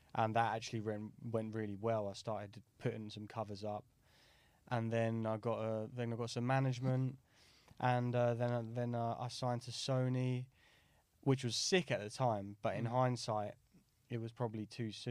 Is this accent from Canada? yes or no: no; Brighton, South East England, United Kingdom; I grew up in Brighton